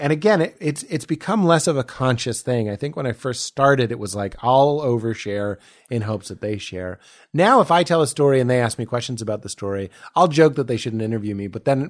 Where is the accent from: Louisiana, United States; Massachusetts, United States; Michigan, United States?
Massachusetts, United States; Boston; I'm from Boston.